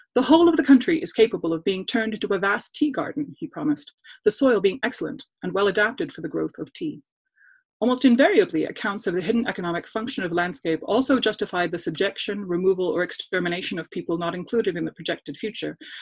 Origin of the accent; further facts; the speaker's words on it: Wisconsin, United States; I'm from Wisconsin